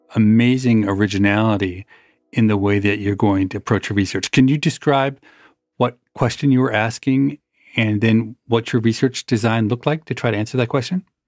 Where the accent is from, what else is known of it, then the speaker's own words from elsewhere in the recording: Minnesota, United States; Growing up in Minnesota, I spent a fair amount of time in the forest.